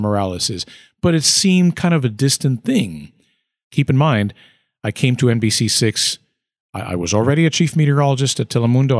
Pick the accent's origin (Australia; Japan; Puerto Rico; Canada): Puerto Rico; also born or lived in Schenectady, New York; now in Florida, United States; growing up in Puerto Rico.